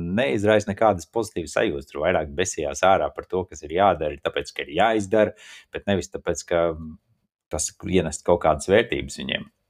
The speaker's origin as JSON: {"language": "Latvian", "town": "Riga", "country": "Latvia", "moved": "yes", "said": "Es esmu rīznieks no Rīgas"}